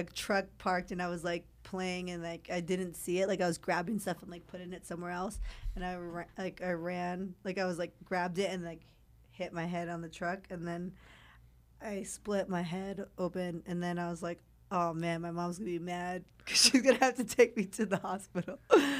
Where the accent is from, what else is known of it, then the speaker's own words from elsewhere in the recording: California, United States; Well, growing up, I did. I mean, because I'm from California.